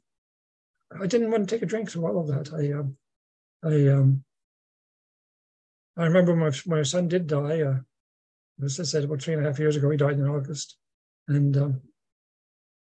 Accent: Mulgrave, Nova Scotia, Canada; moved away; my hometown, Mulgrave, in Nova Scotia

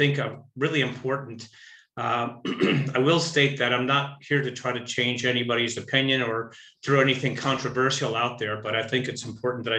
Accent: Buffalo Grove, Illinois, United States; I was born in Buffalo Grove, Illinois, which is was a little farm town just outside of Chicago, about 40 miles

